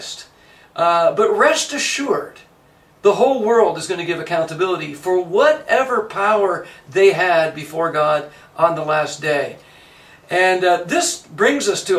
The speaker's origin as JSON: {"language": "English", "country": "Canada", "moved": "yes", "lives_now": "United States", "said": "I'm a Canadian. I've lived in the United States almost as much as I've lived in Canada."}